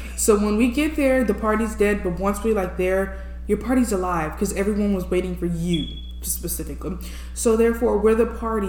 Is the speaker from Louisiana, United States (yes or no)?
yes; New Orleans, Louisiana, United States; America. Louisiana to be specific